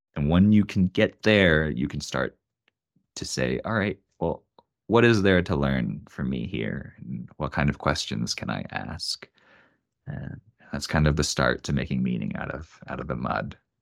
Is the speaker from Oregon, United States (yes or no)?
yes; Oregon, United States; now in Denver, United States; I'm from Oregon, I have an Oregon phone number, I live in Denver, Colorado